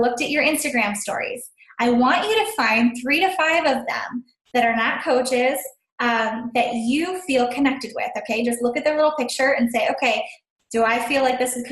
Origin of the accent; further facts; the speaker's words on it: Sylvania, Ohio, United States; I'm from Sylvania, Ohio